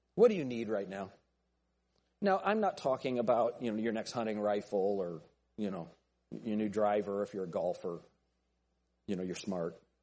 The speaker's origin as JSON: {"language": "English", "country": "United States", "said": "I'm an American"}